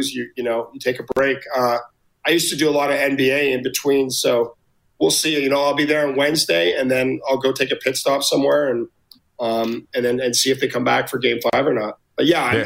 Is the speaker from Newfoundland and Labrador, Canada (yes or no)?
no; Ottawa, Ontario, Canada; now in Las Vegas, United States; I grew up in Ottawa